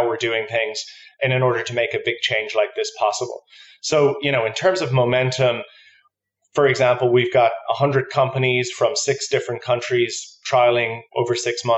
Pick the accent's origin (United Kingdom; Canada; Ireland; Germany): Ireland; moved away as an adult; now in New York, United States; I'm from Ireland, so just moved here in September.